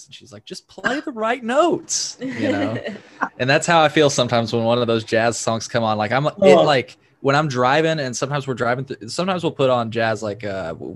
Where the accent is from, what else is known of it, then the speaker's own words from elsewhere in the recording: Effingham, Illinois, United States; accent: Southern; moved away; I am from Effingham, Illinois, originally.